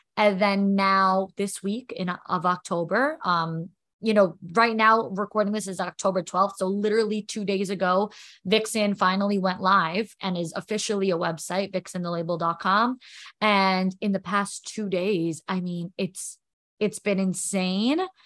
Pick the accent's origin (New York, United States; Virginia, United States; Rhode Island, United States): New York, United States; also born or lived in Florida; now in New Jersey, United States; I'm from New York.